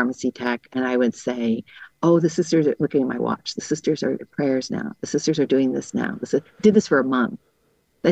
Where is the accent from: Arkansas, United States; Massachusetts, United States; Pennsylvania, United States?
Massachusetts, United States; moved away as an adult; also born or lived in Summit, New Jersey; now in Bronx, New York, United States; I'm from Massachusetts. Not that Massachusetts is a great place, but I'm from Massachusetts